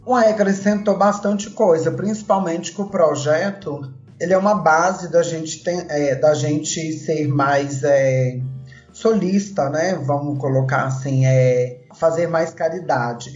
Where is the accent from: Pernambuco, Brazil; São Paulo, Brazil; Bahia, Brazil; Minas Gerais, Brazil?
Minas Gerais, Brazil; Belo Horizonte; Eu moro em Belo Horizonte, sou, sou daqui, sou mineira, tá? Nasci em BH